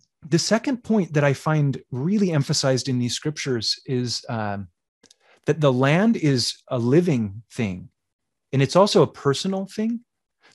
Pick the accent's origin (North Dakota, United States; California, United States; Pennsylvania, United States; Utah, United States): Utah, United States; also born or lived in Nashville, Tennessee; And I was born in Nashville, Tennessee, a very humid and wet place. I grew up in Utah, a very arid and dry place.